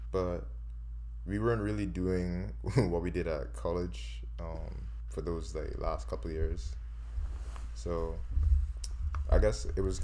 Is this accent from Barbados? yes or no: yes; Barbados; now in Canada; we're from Barbados.